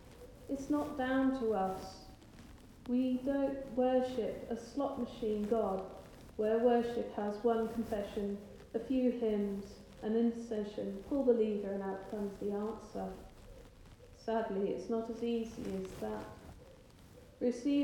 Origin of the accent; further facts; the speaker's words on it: England, United Kingdom; I'm quite English